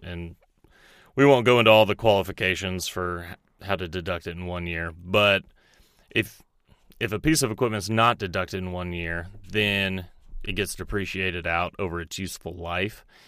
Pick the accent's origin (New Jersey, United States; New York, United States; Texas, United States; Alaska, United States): Texas, United States; moved away as an adult; also born or lived in Dallas, Texas; now in Roseville, United States; I'm actually from Texas originally.